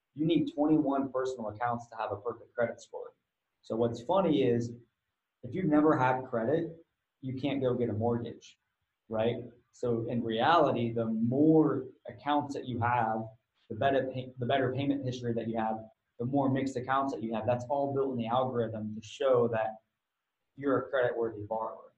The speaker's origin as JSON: {"language": "English", "region": "Ohio", "country": "United States", "said": "I'm from Ohio"}